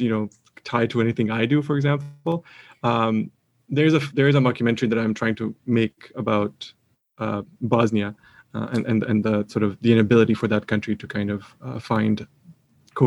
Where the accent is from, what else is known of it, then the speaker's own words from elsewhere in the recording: Canada; I'm a Canadian